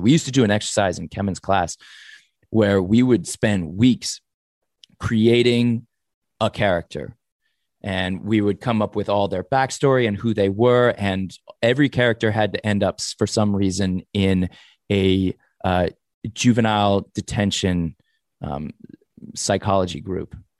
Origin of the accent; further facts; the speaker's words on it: Los Angeles, California, United States; I grew up in the valley, in, uh, Sherman Oaks